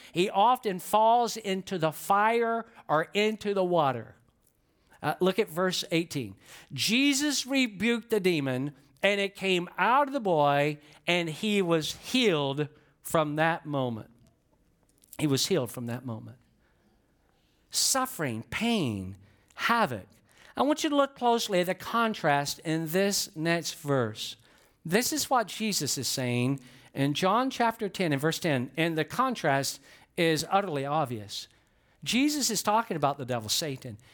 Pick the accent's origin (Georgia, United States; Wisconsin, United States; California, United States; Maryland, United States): Georgia, United States; I'm from Georgia